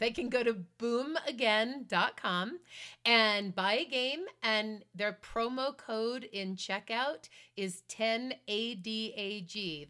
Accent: Boston, Massachusetts, United States; I grew up in Boston.

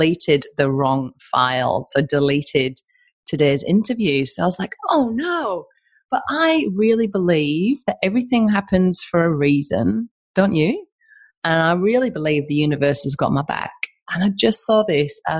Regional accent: Albany, Western Australia, Australia; I'm a nobody from Albany, right? From Albany and WA

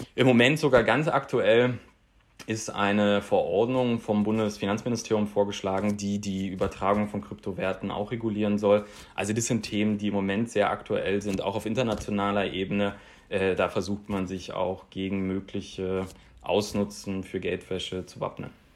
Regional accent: Berlin, Germany; Aus Berlin

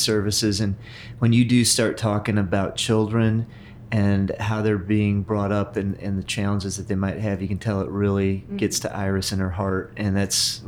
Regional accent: Freeport, Illinois, United States; moved away as an adult; now in Carmel, United States; I had grown up in a town in northern Illinois called Freeport

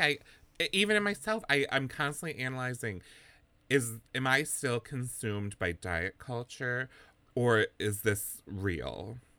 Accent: Wisconsin, United States; moved away; we're from Wisconsin originally, both of us

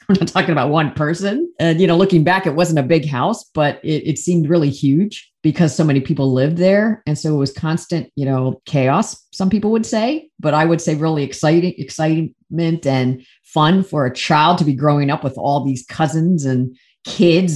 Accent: central Pennsylvania, United States; first language English; I grew up in central Pennsylvania in a small town, not diverse.

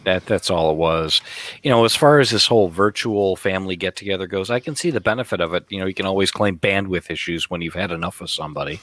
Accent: United States; we're American

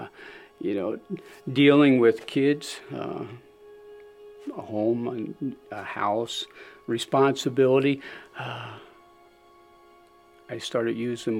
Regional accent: Springville, United States; born or raised there; also born or lived in Philadelphia

